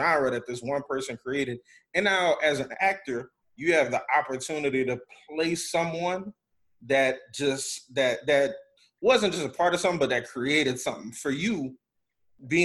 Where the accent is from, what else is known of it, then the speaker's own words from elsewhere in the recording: New Orleans, Louisiana, United States; all of us being from the South, being from Louisiana, you know, mm-hmm, growing up in New Orleans